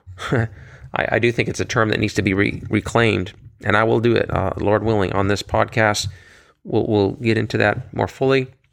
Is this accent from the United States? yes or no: yes; United States; here in America, being an American